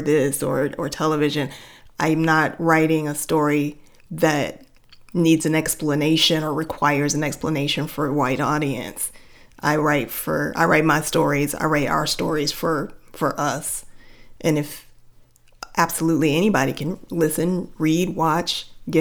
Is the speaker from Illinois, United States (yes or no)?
yes; Chicago, Illinois, United States; Well, I grew up on the south side of Chicago, surrounded by black folks.